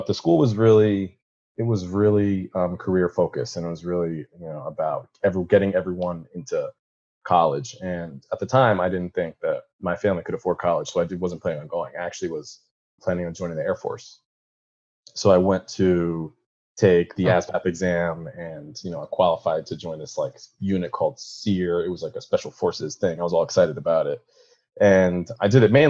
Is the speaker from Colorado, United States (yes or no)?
no; Westchester, New York, United States; also born or lived in Spain; I'm from New York. I'm from actually Westchester, New York, so right outside the city